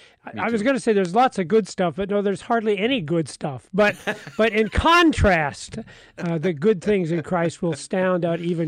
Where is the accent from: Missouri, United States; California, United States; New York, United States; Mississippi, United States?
Missouri, United States; Kansas City; I was born and raised in Kansas City, Missouri.